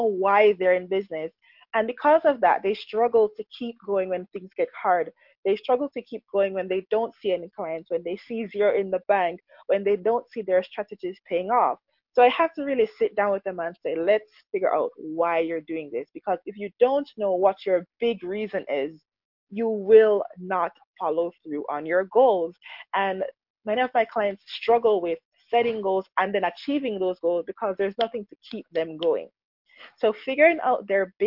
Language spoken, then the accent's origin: English; Jamaica; when I was growing up, we grew up in Jamaica